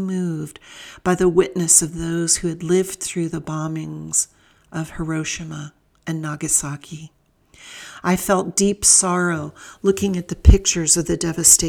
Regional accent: Southern California, United States; Now, I grew up in Southern California, a Pacific Rim region

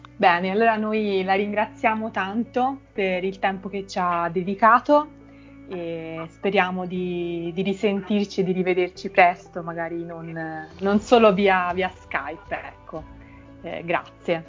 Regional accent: Naples, Campania, Italy; noi napoletani

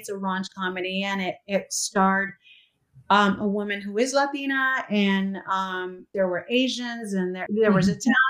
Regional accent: United States; I am Mexican American, born here, but have Mexican parents

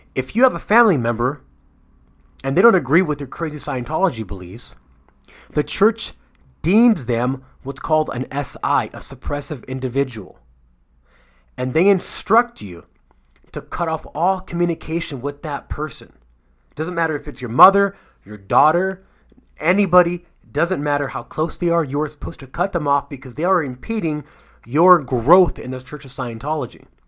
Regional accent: United States; I'm from America

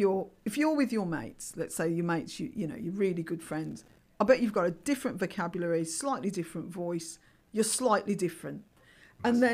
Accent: Birmingham, West Midlands, United Kingdom; I'm Irish, I'm African Caribbean, I'm a Brummie

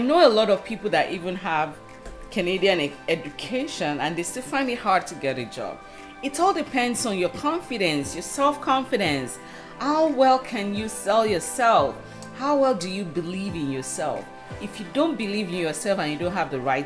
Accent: Nigeria

